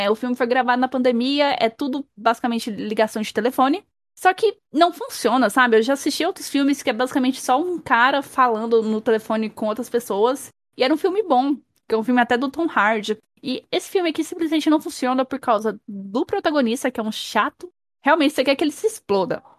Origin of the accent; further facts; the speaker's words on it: Brazil